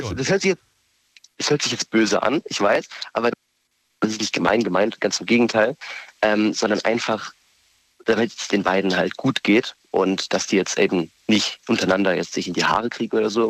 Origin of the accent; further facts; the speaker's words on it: Vörstetten, Baden-Württemberg, Germany; ich komme aus Förstetten